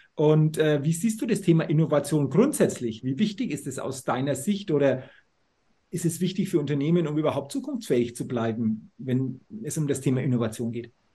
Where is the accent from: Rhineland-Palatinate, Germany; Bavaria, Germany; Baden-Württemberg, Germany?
Bavaria, Germany; Middle Franconia; ich komme aus äh, Franken, Mittelfranken. Nürnberg ist 35 Kilometer entfernt.